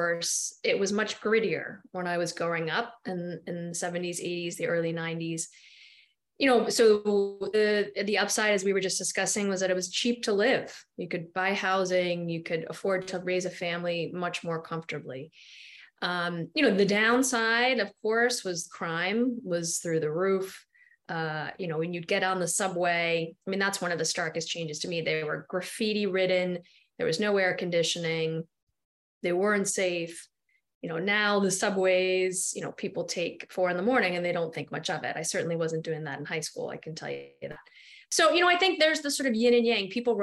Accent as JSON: {"language": "English", "town": "New York City", "region": "New York", "country": "United States", "tie": "born or raised there", "said": "I grew up near Union Square"}